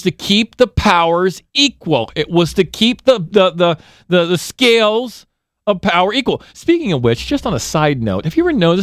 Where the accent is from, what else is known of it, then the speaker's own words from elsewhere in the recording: United States; also born or lived in Houston; I'm an American